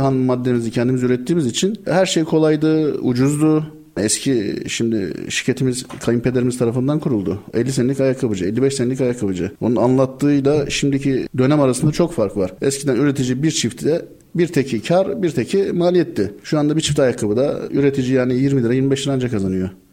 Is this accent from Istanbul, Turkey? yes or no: yes; Istanbul, Turkey; 78 İstanbul doğumluyum ben